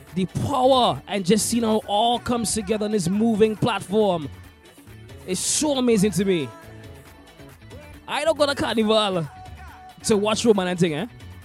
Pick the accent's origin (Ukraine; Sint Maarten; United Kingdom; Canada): Sint Maarten; I've been a huge plane fan since I was a child, growing up in St. Martin, watching the planes land at one of the best airports in the world when it comes to viewing aircrafts.